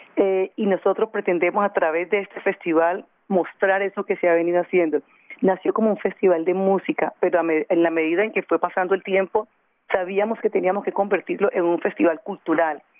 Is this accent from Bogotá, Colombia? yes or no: no; Buenaventura, Valle del Cauca, Colombia; now in Cali, Colombia; Nací en Buenaventura, soy de padres tumaqueños, me crié eh, en Buenaventura